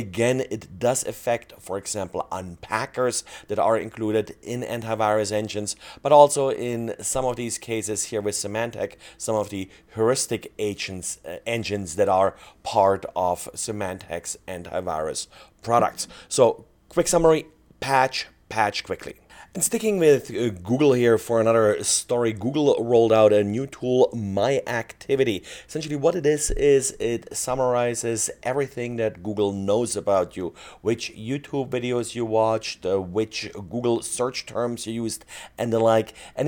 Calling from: Salt Lake City, Utah, United States; today I'm recording from Salt Lake City, Utah.

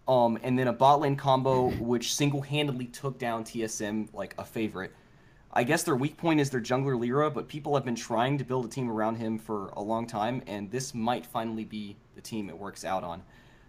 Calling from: Valdosta, Georgia, United States; I'm coming from Valdosta, Georgia.

